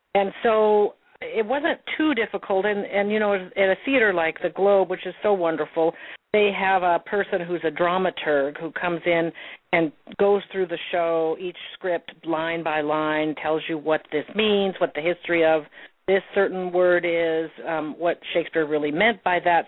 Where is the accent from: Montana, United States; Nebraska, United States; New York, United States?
Montana, United States; also born or lived in Salmon River, Idaho; I grew up in Montana